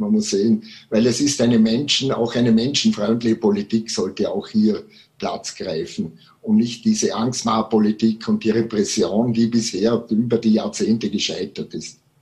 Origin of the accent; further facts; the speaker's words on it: Vorarlberg, Austria; bei uns im Ländle in Vorarlberg